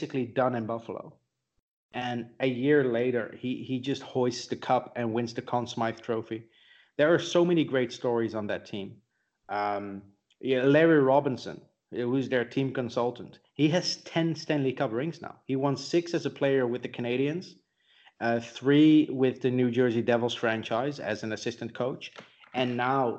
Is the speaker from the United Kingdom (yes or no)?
no; Netherlands; now in Austria; I live in Europe, you know, in Austria. I grew up in the Netherlands